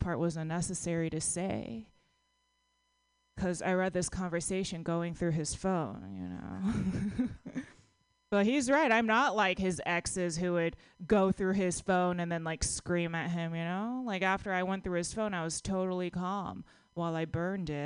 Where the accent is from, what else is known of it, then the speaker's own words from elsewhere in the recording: Texas, United States; now in San Francisco, United States; I'm from Texas